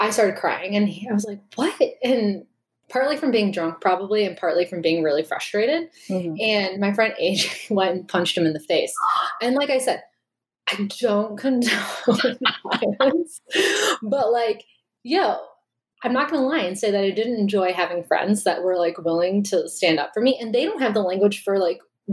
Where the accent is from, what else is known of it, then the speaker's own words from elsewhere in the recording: Chicago area, Illinois, United States; also born or lived in Iowa; we're both from the Chicago area